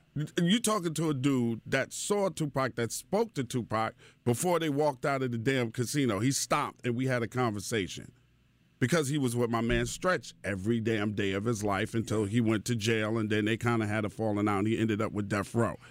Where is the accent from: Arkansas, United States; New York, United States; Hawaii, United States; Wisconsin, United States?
New York, United States; New York City; also born or lived in Brooklyn; I'm from Queens, right? Born in Brooklyn, raised in Queens.